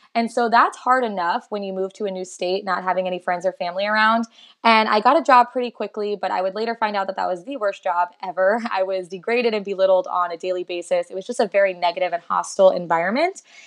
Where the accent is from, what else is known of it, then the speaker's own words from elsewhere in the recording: South Florida, United States; moved away as an adult; now in Texas, United States; I am originally from South Florida, but I moved to Texas a little over three years ago